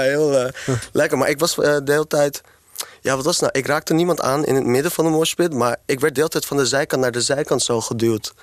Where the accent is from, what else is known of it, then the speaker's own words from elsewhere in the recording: Amsterdam, North Holland, Netherlands; Ik ben opgegroeid voornamelijk in Amsterdam-West